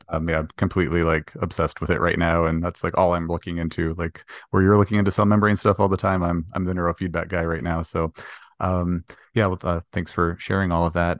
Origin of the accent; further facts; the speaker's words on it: Canada; we're both Canadian